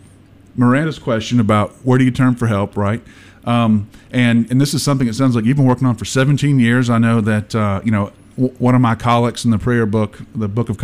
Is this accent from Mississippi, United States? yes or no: yes; Mississippi, United States; I'm from Mississippi too